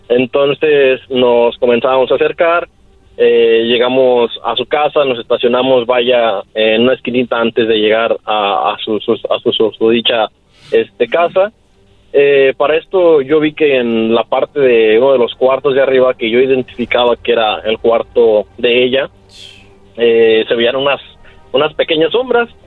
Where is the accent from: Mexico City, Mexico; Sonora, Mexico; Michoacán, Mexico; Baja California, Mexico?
Michoacán, Mexico; soy de Michoacán, orgullosamente.